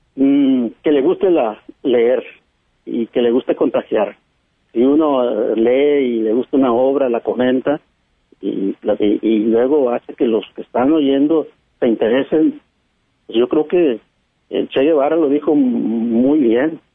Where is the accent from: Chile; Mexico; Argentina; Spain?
Mexico; La Huasteca, Veracruz; now in Recoveco, Mexico; yo soy de la Huasteca, yo soy de Veracruz